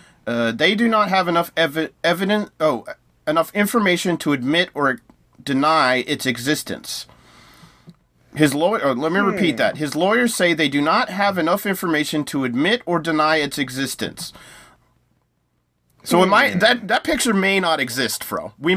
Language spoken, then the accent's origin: English; United States; as an American